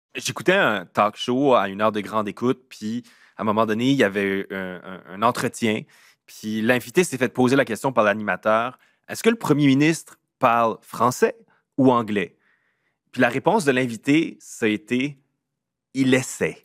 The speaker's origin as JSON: {"language": "French", "region": "south-east New Brunswick", "country": "Canada", "said": "On est des Acadiens du sud-est du Nouveau-Brunswick"}